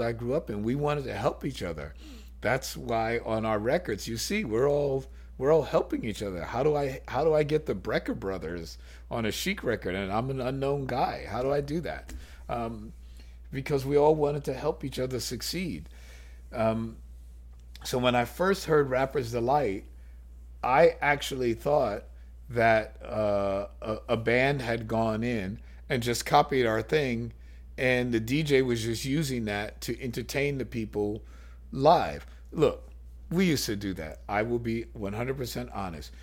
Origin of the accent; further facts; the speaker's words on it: New York, United States; growing up as a New Yorker